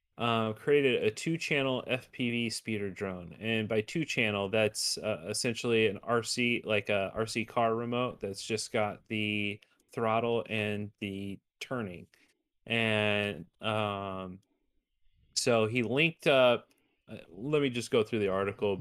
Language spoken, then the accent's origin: English; Arizona, United States; my home state of Arizona